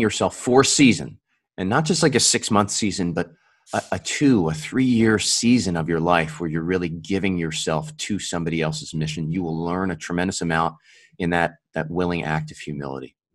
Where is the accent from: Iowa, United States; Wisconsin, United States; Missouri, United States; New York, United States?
New York, United States; Buffalo; also born or lived in California / Virginia; now in Capital Region, New York, United States; I was originally from Buffalo